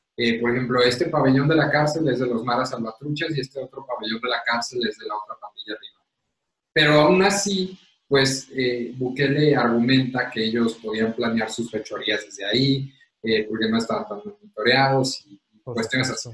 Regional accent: Mexico

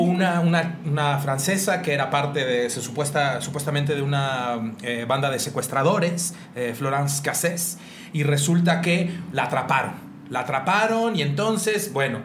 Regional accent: Mexico; moved away; a la zona centro, donde estamos ese tipo de mexicanos que somos un poco más

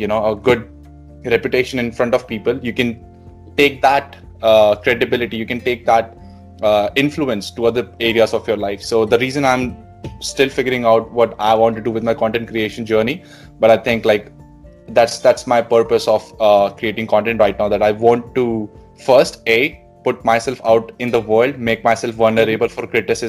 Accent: Delhi, India; moved away as an adult; now in Sydney, Australia; And I was born and raised in Delhi. I did my schooling there

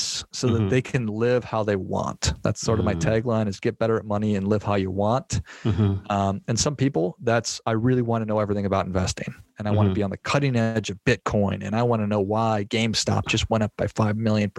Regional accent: Minnesota, United States; moved away as an adult; also born or lived in Arizona; I grew up in Minnesota

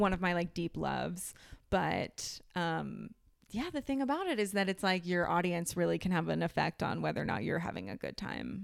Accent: Ohio, United States; I grew up in Ohio

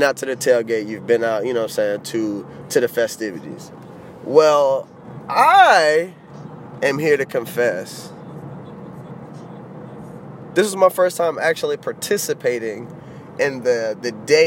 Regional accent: Florida, United States; I'm born and raised in Florida

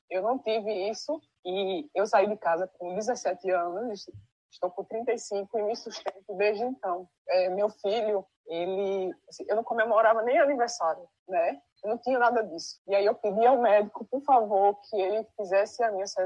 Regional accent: Northeast Region, Brazil; Eu não sei cada um de vocês, de onde vocês são. Eu sou do Nordeste.

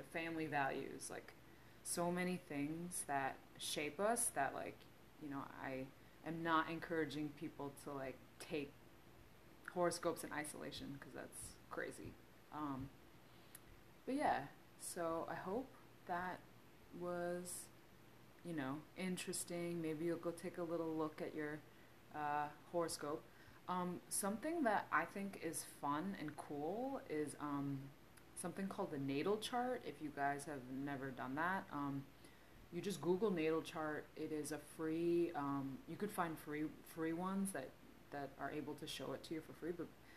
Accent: United States; I am Korean American

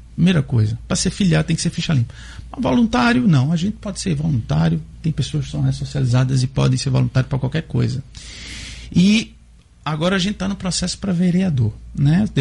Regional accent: Pernambuco, Brazil; born or raised there; now in Natal, Brazil

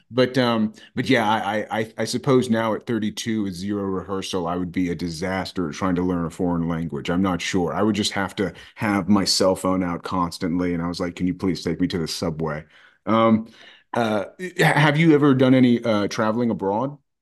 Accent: United States; as an American person

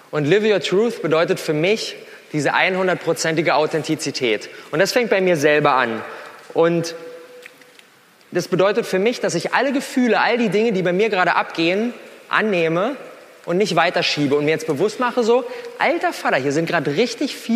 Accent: Berlin, Germany; Das bin ich … ich bin 27 Jahre alt, ich komme aus Berlin

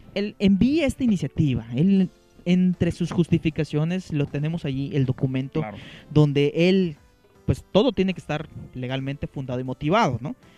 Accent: Mexico; nosotros como, mexicanos

